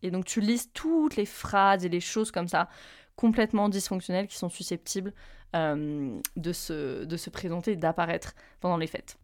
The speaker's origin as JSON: {"language": "French", "town": "Reims", "region": "Grand Est", "country": "France", "tie": "born or raised there", "moved": "yes", "said": "je rentre à Reims, euh, là où j'ai grandi"}